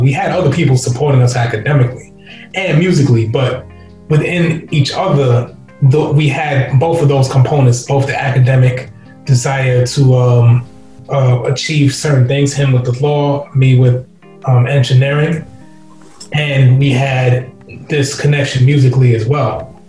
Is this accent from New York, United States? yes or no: yes; New York City, New York, United States; also born or lived in England / Guyana (ancestry); Growing up in Queens, my brothers